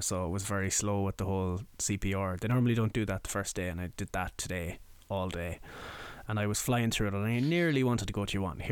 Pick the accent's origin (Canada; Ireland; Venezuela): Ireland; Mayo, Connacht; moved away; I'm from Mayo